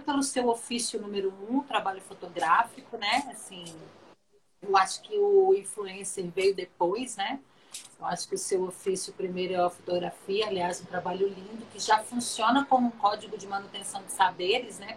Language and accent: Portuguese; Minas Gerais, Brazil; eu sou mineiro